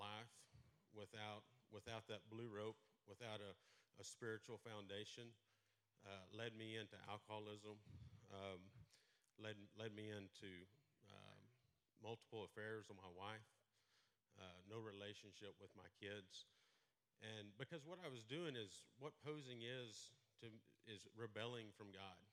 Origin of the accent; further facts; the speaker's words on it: Merkel, Texas, United States; I grew up in Merkel, right outside of Abilene, went to school at Merkel High School